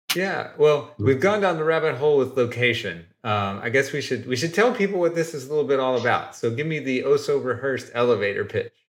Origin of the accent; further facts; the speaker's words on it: Oak Ridge, Tennessee, United States; moved away; I was born and raised in East Tennessee, a little bitty town called Oak Ridge